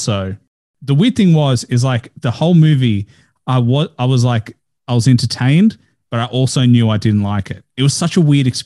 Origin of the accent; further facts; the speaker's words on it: Australia; as an Australian